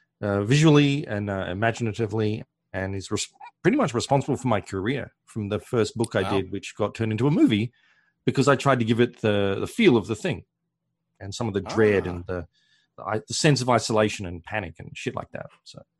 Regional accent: Australia; I'm from Australia, so we didn't get all the cultural touchstones you guys did as films.

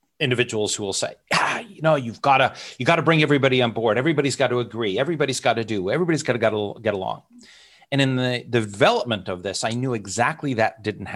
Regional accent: United States; moved away; also born or lived in Hong Kong / Luxembourg; I'm an American. I'm a person of the world, lived in Hong Kong, lived in Luxembourg

